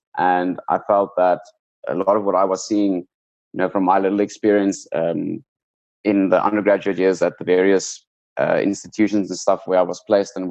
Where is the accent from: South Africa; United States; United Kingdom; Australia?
South Africa; growing up in South Africa